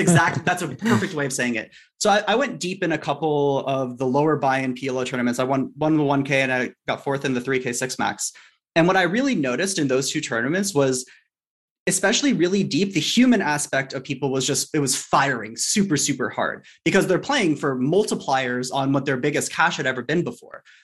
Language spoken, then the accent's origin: English; Los Angeles, California, United States; I grew up in Sherman Oaks, which is L